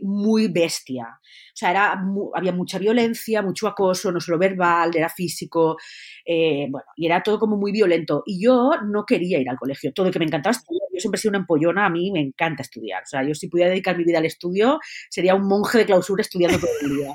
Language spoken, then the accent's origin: Spanish; Valencian Community, Spain; yo soy valenciana